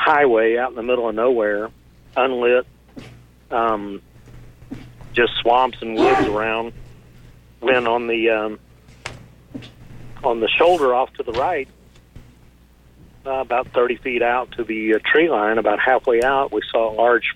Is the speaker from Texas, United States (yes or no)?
yes; Fort Worth, Texas, United States; here just northwest of downtown Fort Worth at a local lake. And I was 9 years old that summer